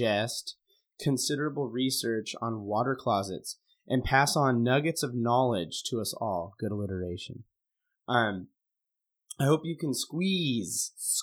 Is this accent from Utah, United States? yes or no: no; Montana, United States; now in Oregon, United States; I grew up in Montana. Now I live in Oregon